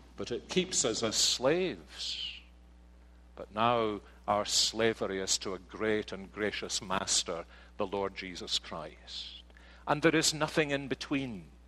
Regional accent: Scotland, United Kingdom; now in United States; But I am a Scotsman

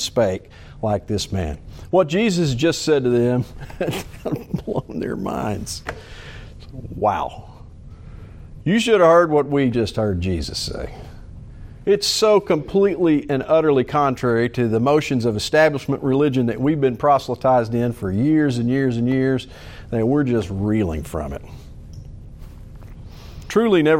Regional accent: Little Rock, Arkansas, United States; also born or lived in Fort Smith, Arkansas; I've lived in Little Rock the majority of my life

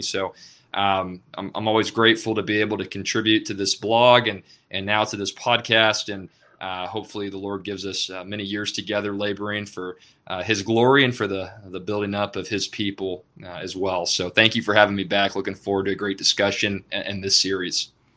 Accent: Dallas, Texas, United States; moved away as an adult; now in Edna, United States; I'm originally from the Dallas-Fort Worth, Texas Metroplex

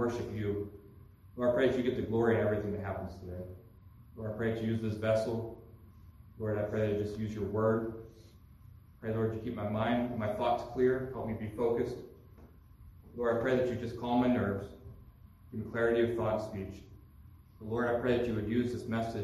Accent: Pennsylvania, United States; moved away as an adult; I'm from Pennsylvania. I've been lived there for 34 years. I'm 35 now.

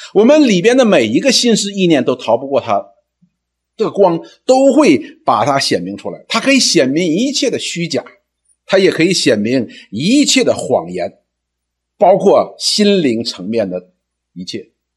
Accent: China; 我们中国人

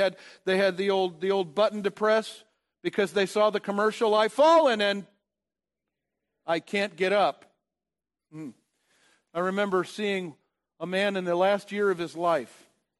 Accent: Indiana, United States; I came from Indiana, and I don't know exactly what's taking place with the Ohio River

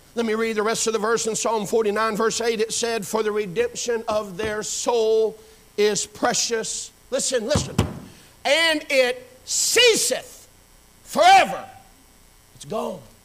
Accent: Pensacola, Florida, United States; I was born and raised right here in this area, actually over in Pensacola. Grew up behind Woodham High School off of Burgess Highway.

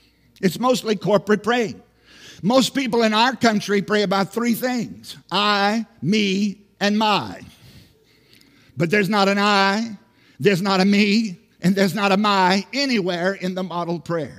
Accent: Southside, Virginia, United States; moved away; I grew up in Southside, Virginia

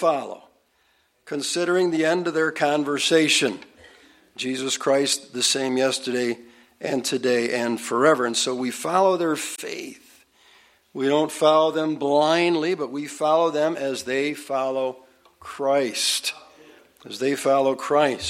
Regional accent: United States; being an American

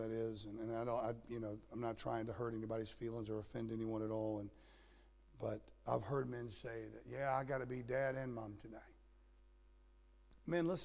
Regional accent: Florida, United States; moved away; also born or lived in Nebraska; I grew up in Florida where we always had the sun

